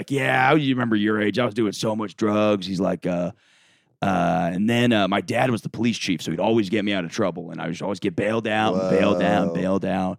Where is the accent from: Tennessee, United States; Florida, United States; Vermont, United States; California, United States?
Florida, United States; Winter Park; moved away; Winter Park, Florida. It's like a suburb of Orlando.